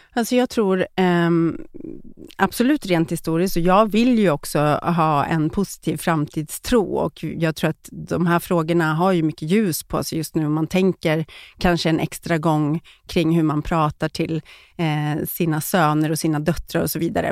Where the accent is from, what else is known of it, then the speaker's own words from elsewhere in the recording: Eskilstuna, Södermanland, Sweden; moved away as an adult; also born or lived in Stockholm; jag kommer från Eskilstuna, flyttade till Stockholm direkt efter uh, skolan